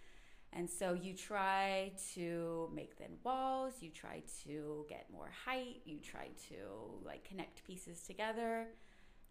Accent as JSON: {"language": "English", "town": "Brandon", "region": "Mississippi", "country": "United States", "tie": "born or raised there", "moved": "as an adult", "lives_now": "Cincinnati, United States", "said": "I was born in Brandon, Mississippi, which is right outside of Jackson"}